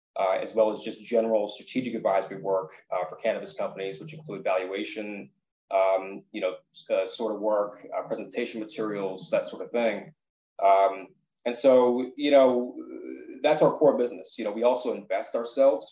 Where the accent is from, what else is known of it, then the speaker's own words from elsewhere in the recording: East Coast, United States; moved away as an adult; also born or lived in San Diego, United States; now in Los Angeles, United States; I'm originally from the East Coast and I spent a lot of time out on the East Coast.